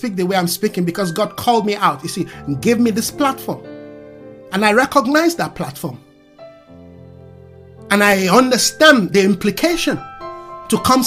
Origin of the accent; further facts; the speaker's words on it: Nigeria; English is a second language; English is not my mother's tongue. I learned it. Consciously, unconsciously, I learned it. But I'm not an English person. I'm a Yoruba man from Nigeria